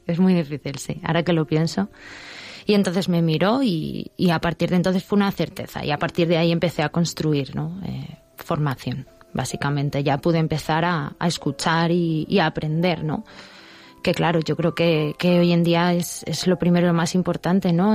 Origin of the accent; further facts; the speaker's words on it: Madrid, Community of Madrid, Spain; yo soy de Madrid, he nacido en Madrid, mi familia es de Madrid, vamos, muy gatos todos